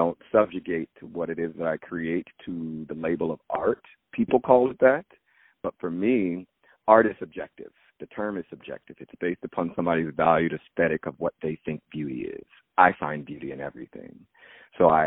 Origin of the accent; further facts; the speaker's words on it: Springfield, Virginia, United States; I grew up in Northern Virginia, right outside of Washington, D.C., Springfield, Fairfax County